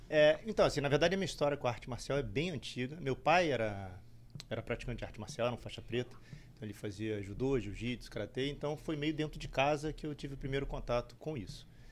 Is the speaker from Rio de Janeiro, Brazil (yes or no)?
yes; Rio de Janeiro, Brazil; moved away as an adult; also born or lived in Recife; now in United States; Eu sou do Rio